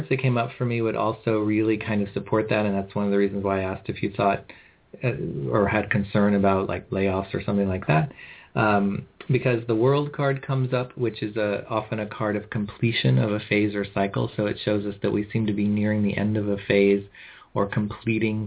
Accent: California, United States; I'm from California.

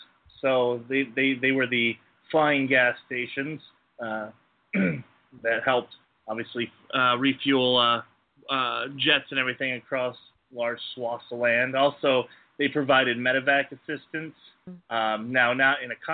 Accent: Michigan, United States; moved away; I'm from Michigan, so I bleed Lions blue

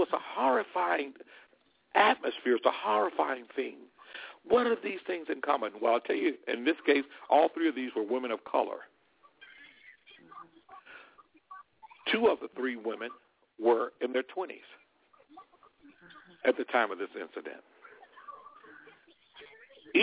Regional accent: Alabama, United States; moved away; we grew up with back in Alabama

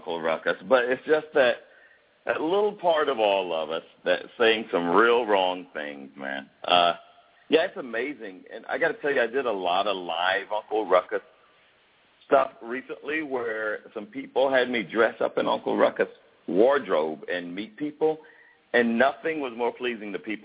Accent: Fayetteville, Georgia, United States; I grew up in the South

